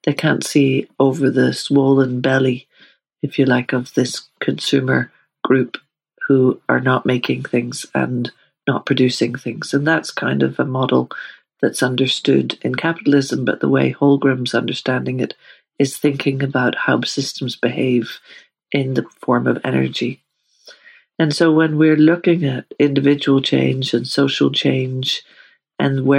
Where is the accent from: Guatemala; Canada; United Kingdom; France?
United Kingdom; Northern Ireland; I grew up in Northern Ireland